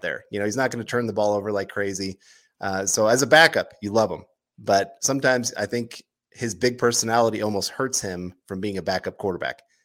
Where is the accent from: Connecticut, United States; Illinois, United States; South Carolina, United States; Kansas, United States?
Kansas, United States; Us Kansas people